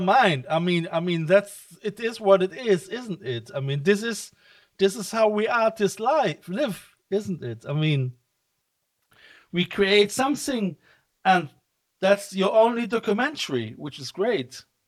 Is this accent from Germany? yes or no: yes; Cologne, North Rhine-Westphalia, Germany; I'm coming from Cologne